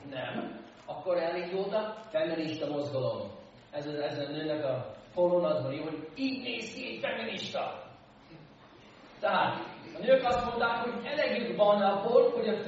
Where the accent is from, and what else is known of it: United States; born or raised there; Hungarian is a second language; now in Hungary